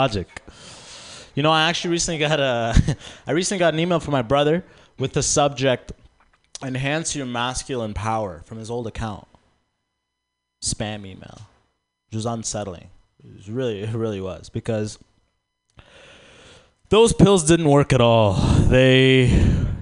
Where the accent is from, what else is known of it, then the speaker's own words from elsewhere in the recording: Sudan; I'm actually from Sudan